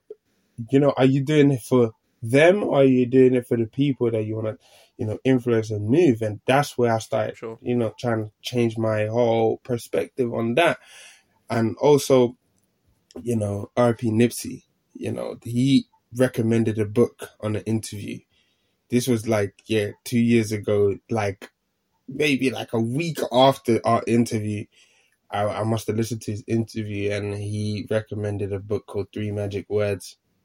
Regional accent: Finland; born there; English is a second language; I ended up moving country. I ended up moving to Finland. So back to my home country where I was born.

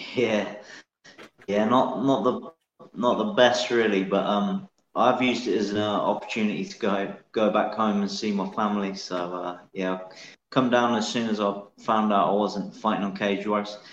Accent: Northamptonshire, East Midlands, United Kingdom; moved away as an adult; now in Edinburgh, United Kingdom; I grew up in Northamptonshire

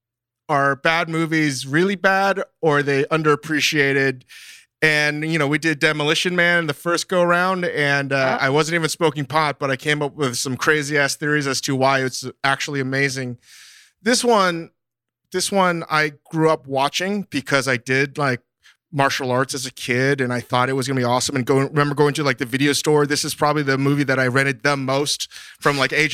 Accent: Northern Virginia, United States; growing up in America, in Northern Virginia

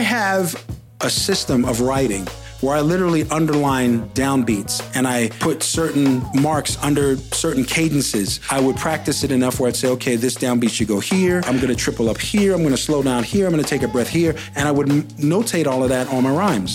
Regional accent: New York, United States; moved away as an adult; also born or lived in Los Angeles; I'm from New York, I learned how to rhyme in New York

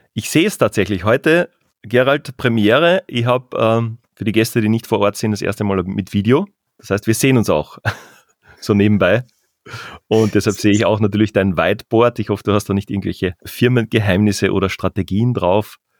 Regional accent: southern Carinthia, Austria; moved away; also born or lived in Vienna / Salzburg; wir kommen aus den Bergen, aus dem Süden Österreichs, aus dem Süden Kärntens in dem Fall

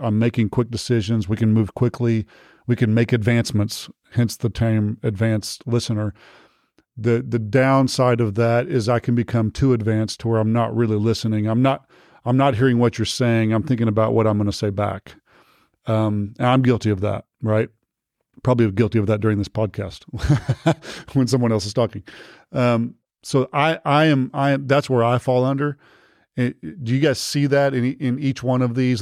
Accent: Texas, United States; I'm from Texas

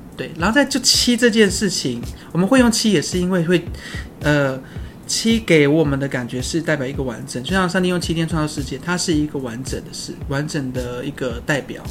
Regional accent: Taiwan; 我布农族嘛

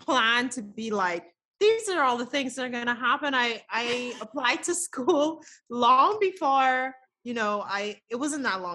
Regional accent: Nassau, New Providence, Bahamas; now in Canada; I grew up in the Bahamas, Nassau, Bahamas. So born and raised there completely.

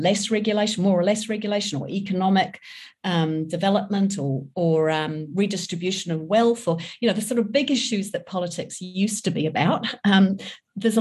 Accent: England, United Kingdom; also born or lived in New Zealand; I grew up in England, I was born in New Zealand

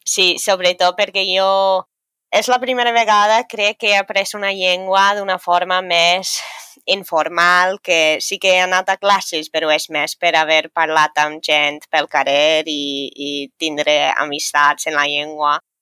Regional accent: a small town near Dublin, County Dublin, Leinster, Ireland; first language English; Catalan is a second language; moved away as an adult; now in Valencia, Spain; sóc irlandesa, sóc d'un poble xicotet al costat de Dublín i encara que l'anglès és la meva primera llengua

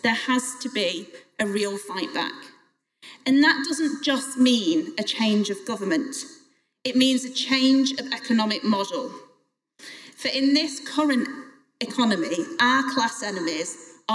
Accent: Crewe, North West England, United Kingdom; I was the MP for Crewe and Nantwich, my hometown

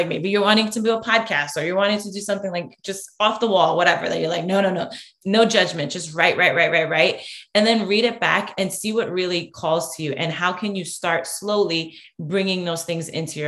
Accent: New York, United States; moved away; also born or lived in Connecticut; I'm originally from New York

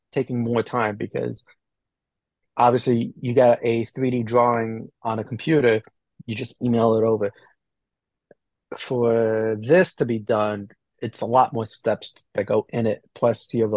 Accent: New Jersey, United States; I'm from New Jersey

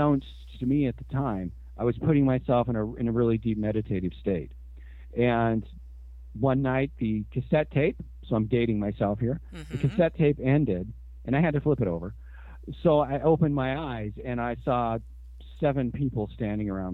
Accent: Washington, United States; also born or lived in Seattle area; Born and raised in Washington, and yeah, pretty much. I mean, we moved up here into the Seattle area when I was 11 years old.

